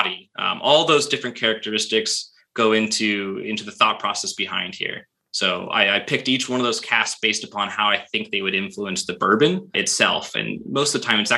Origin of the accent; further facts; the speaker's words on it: United States; I'm an American. I live here. I grew up here